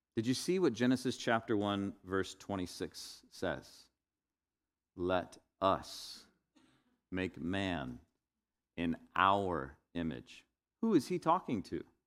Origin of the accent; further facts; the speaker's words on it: Northwest Florida, United States; to be a white Caucasian male in the twentieth, twenty-first century growing up in Northwest Florida